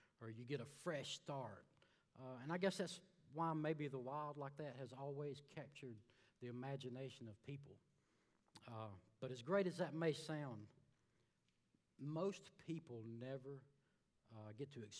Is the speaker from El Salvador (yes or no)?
no; Alabama, United States; moved away as an adult; I'm from a little town in Alabama. Came down here about 6 years ago